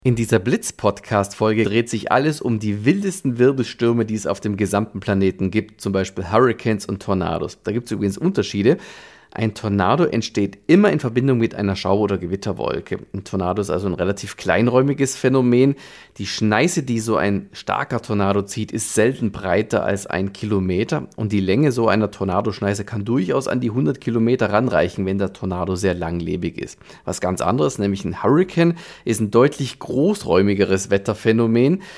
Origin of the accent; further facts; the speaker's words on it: Germany; bei uns in Deutschland